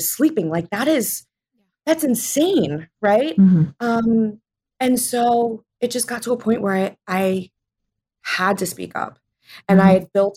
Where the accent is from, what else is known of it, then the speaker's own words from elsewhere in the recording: New Jersey, United States; I grew up in New Jersey.